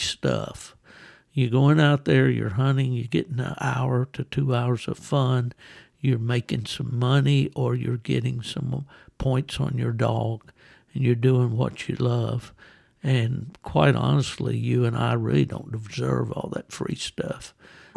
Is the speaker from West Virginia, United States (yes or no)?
yes; West Virginia, United States; coon season, squirrel season, what we call small game season in West Virginia